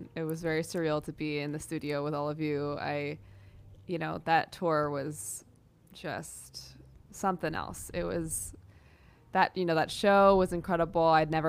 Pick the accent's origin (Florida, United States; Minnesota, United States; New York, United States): New York, United States; New York City; Yeah, you know, theater was a huge part of my life growing up. It was everything. New York City and theater was everything.